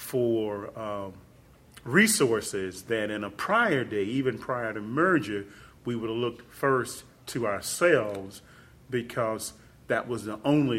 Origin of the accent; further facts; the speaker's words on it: Jackson, Mississippi, United States; I grew up in Jackson, Mississippi. I'm a child of the 60s and 70s.